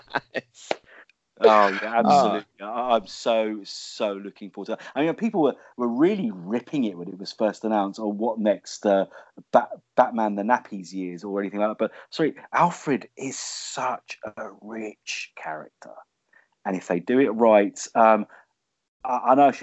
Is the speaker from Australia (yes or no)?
no; London, United Kingdom; London, seeing my hometown on a weekly TV show